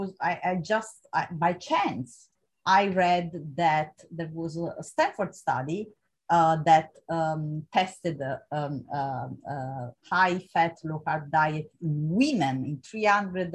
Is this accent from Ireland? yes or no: no; Italy; moved away as an adult; also born or lived in Vienna, Austria; I moved from Italy to Vienna